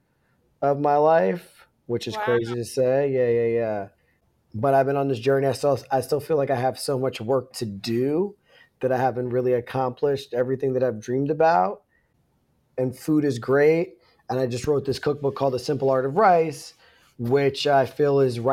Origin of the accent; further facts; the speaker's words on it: Northeast Pennsylvania, United States; moved away; growing up in Northeast Pennsylvania.